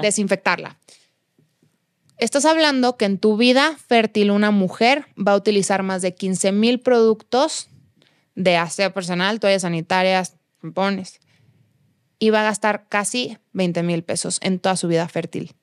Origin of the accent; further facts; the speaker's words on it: Guadalajara, Jalisco, Mexico; moved away as an adult; now in Mexico City, Mexico; en casa de mis papás en Guadalajara tengo jardín, tengo espacio